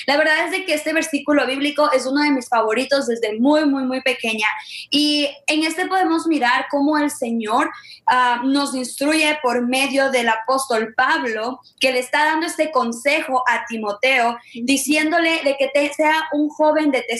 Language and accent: Spanish; Ecuador; now in Memphis, United States; Ah, nosotras somos de Ecuador, pero vivimos en Memphis, Tennessee y pertenecemos a un ministerio que se llama Soy de Realeza.